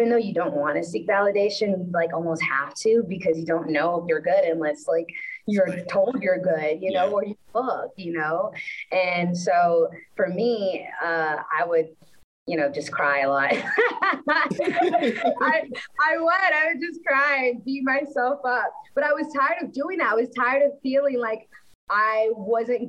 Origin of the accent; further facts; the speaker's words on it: Orange, Texas, United States; I grew up, I'm from Orange, Texas, which is, like, the border of Louisiana